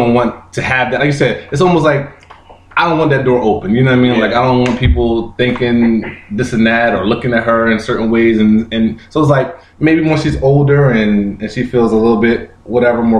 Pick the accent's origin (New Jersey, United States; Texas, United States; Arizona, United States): New Jersey, United States; Pennsauken; also born or lived in Camden, New Jersey; We grew up in Pensauken and Camden, very close to Camden.